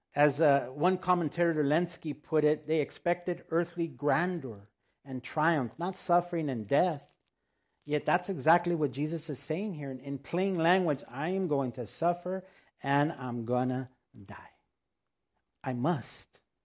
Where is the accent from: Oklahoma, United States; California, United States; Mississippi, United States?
California, United States; El Monte; first language Spanish; English is a second language; if we're from El Monte